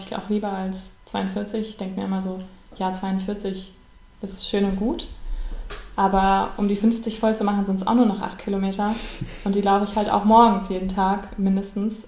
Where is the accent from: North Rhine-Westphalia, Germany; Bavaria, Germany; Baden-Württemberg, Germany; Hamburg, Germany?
North Rhine-Westphalia, Germany; Bonn; in Bonn, in meiner Heimatstadt